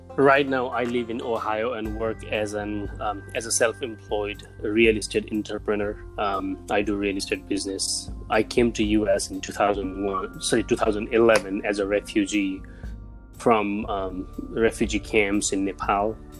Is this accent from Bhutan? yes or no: yes; Bhutan; also born or lived in refugee camps; now in United States; I was born in Bhutan.